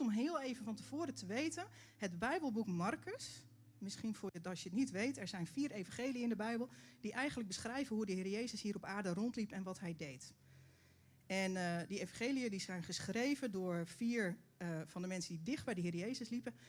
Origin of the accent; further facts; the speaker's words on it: Netherlands; als Nederlanders